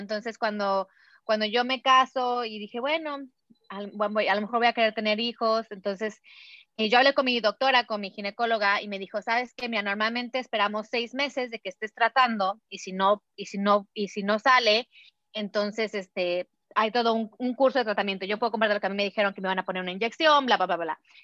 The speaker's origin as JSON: {"language": "Spanish", "region": "Puebla", "country": "Mexico", "tie": "born or raised there", "said": "yo a los quince años en México, aquí en mi, en mi pueblito ahí en Puebla"}